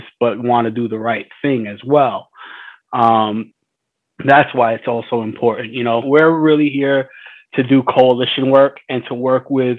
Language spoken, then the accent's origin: English; New York City, New York, United States; I was born in Mount Sinai, but I was created here, and I've been here predominantly my whole life